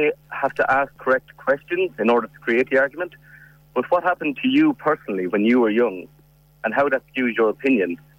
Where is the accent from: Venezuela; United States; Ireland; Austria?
Ireland; as Irish people